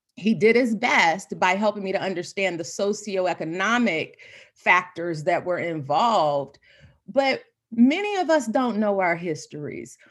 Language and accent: English; Jacksonville, Florida, United States; born and bred, born and raised in Florida.